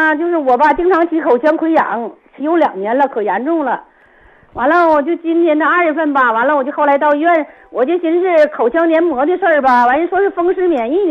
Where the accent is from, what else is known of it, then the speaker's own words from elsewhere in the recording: Jinzhou, Liaoning, China; 我是我是锦州的，